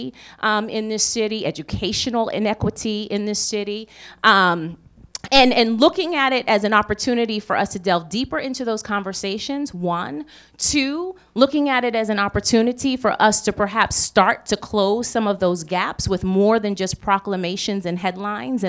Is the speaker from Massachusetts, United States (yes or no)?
yes; Boston, Massachusetts, United States; I am a Bostonian, generations of Bostonian, and love this city very deeply. Have seen some of its best days as well as some of its darkest